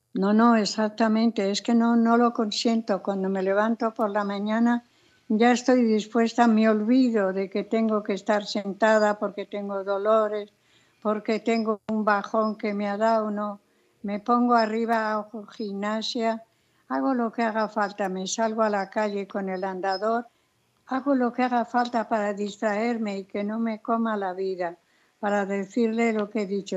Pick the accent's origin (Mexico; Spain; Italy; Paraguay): Spain; also born or lived in Los Angeles; el asau de mi tierra